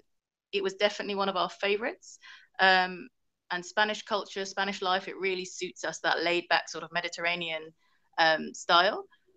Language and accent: English; England, United Kingdom; born there; so I was born in England, but my family's originally from Hong Kong. So it's familiar to us, you know, we love the food. I can speak Cantonese.